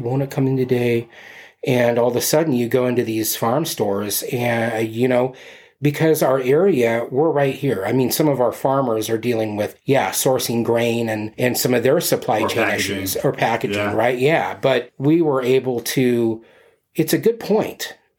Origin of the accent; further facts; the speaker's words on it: West Coast, United States; also born or lived in Arizona; I've been here 12 years, but like I'm from the West Coast. Part of my growing up time, I was down in Arizona. So, being in Tucson, you had Wilcox and you had some farms.